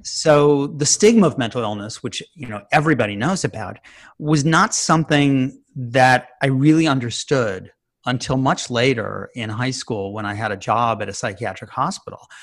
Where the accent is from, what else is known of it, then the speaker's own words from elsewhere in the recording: Chicago, Illinois, United States; I grew up in Chicago.